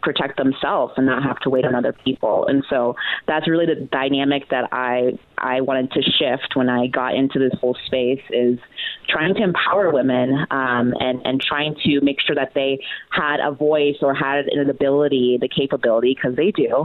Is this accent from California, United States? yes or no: no; Texas, United States; I grew up in Texas, but definitely not the typical Texan